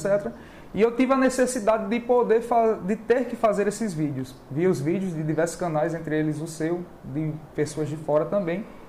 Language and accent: Portuguese; Maceió, Alagoas, Brazil; also born or lived in Pernambuco / Bahia; now in Fortaleza, Brazil; Eu sou alagoano, nasci em Maceió. E depois morei em Pernambuco, morei na Bahia. Aí tô aqui agora.